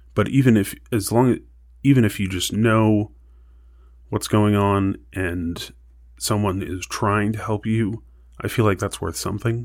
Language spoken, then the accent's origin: English; El Paso, Texas, United States; moved away as an adult; now in Tucson, United States; I'm not from Arizona. I'm from El Paso, Texas, but both of my parents are from Arizona